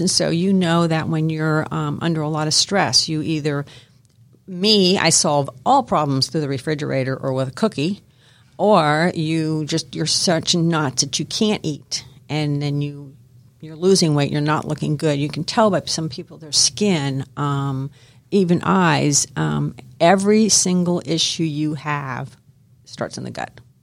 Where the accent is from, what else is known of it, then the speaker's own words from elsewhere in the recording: Miami, Florida, United States; I grew up in Miami, Florida